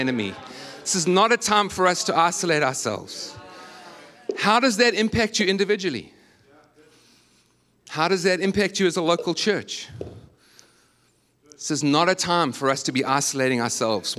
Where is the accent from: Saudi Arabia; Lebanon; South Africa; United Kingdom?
South Africa; moved away as an adult; now in United States